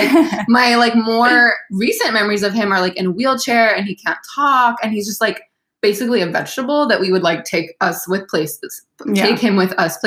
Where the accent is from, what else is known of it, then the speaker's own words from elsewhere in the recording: Sacramento, California, United States; moved away as an adult; also born or lived in Buffalo, New York / San Luis Obispo, California; now in South Bay, Los Angeles, United States; I'm actually from Northern California in Sacramento